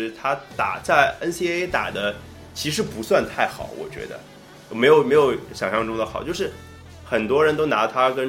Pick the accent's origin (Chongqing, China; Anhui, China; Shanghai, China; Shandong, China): Shanghai, China; 大家都知道我是上海人嘛，然后我也是上海队的球迷